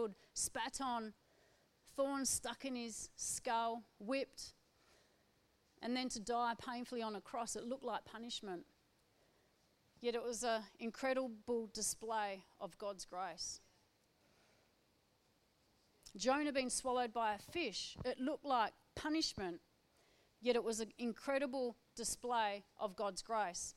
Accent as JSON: {"language": "English", "town": "Perth", "region": "Western Australia", "country": "Australia", "said": "I'm from Perth, a city girl"}